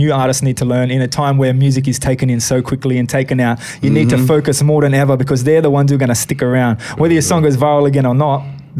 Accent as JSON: {"language": "English", "country": "Australia", "said": "being from here, it's all right."}